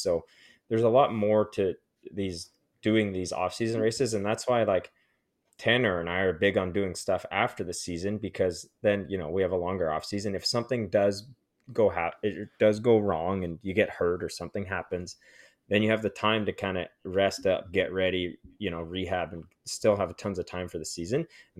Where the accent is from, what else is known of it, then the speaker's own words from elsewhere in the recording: Canada; We all do as Canadian riders.